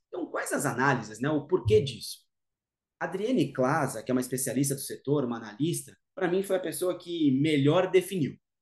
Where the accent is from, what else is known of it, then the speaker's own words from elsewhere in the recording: Brazil; sou ítalo-brasileiro